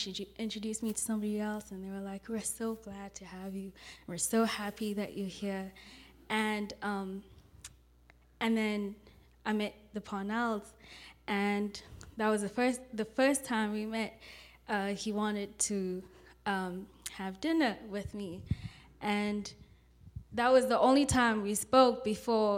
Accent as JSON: {"language": "English", "country": "South Africa", "moved": "as an adult", "lives_now": "California, United States", "said": "I'm from South Africa, and I grew up in the Church of Christ"}